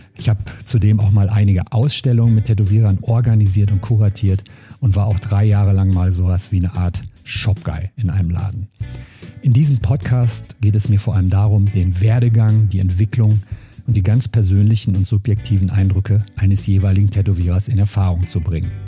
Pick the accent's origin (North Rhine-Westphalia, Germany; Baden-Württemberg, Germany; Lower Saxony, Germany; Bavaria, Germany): North Rhine-Westphalia, Germany; Cologne; von meinem Heimatort Köln, von meiner Wohnung